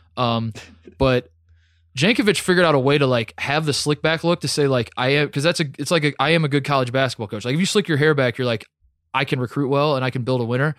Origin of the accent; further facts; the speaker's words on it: United States; also born or lived in Indianapolis, Indiana / Columbus, Ohio; I'm from Indianapolis and Columbus, Ohio, both